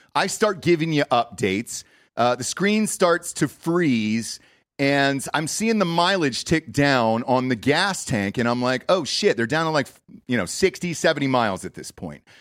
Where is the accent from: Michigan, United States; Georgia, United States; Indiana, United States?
Georgia, United States; Atlanta; now in Austin, United States; I grew up in Atlanta, Georgia